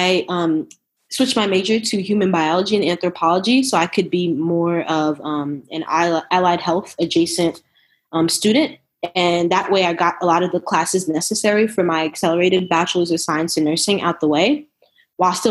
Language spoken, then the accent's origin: English; New Jersey, United States; moved away as an adult; also born or lived in Brooklyn, New York / Philadelphia / Nashville / San Antonio; now in Austin, United States; I'm originally from New Jersey, born in Brooklyn, raised in Jersey. I currently live in Austin, Texas